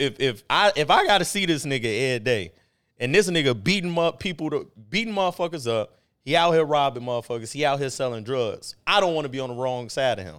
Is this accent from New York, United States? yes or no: no; Chicago, Illinois, United States; South side